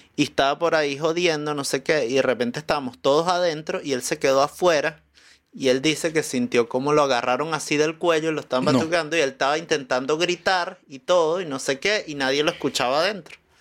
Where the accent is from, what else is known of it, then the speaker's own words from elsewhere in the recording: Venezuela; moved away as an adult; now in Chile; allá en Venezuela, eh, mi familia era de un pueblo en Oriente